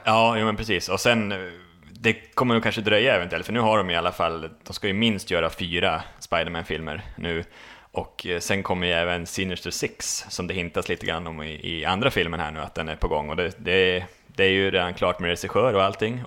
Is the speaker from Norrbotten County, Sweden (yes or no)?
yes; Boden, Norrbotten County, Sweden; moved away; Jag har varit, varit hem faktiskt, till, till Boden, mina gamla hemtrakter